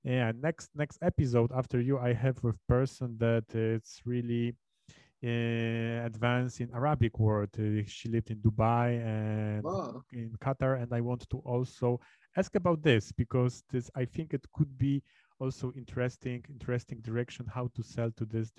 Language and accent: English; Poznań, Greater Poland, Poland; I'm from Poznań, so I'm really close to Germany.